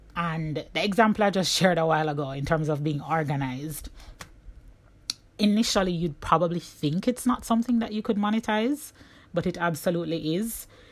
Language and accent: English; Jamaica; moved away; my journey as a Jamaican digital nomad